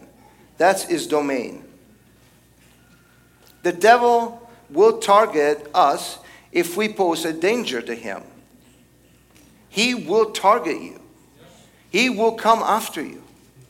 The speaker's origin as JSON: {"language": "English", "country": "Italy", "tie": "born or raised there", "moved": "yes", "lives_now": "United States", "said": "I was born and raised in Italy"}